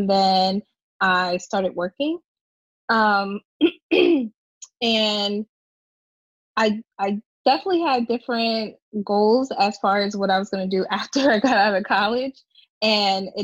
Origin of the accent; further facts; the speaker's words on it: Levittown, Pennsylvania, United States; I grew up in the suburbs of Philadelphia. So it's a small little town, Levittown.